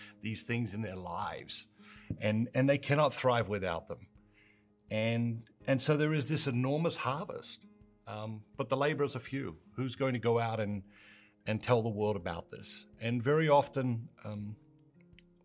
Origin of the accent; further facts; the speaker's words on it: Australia; I grew up in Australia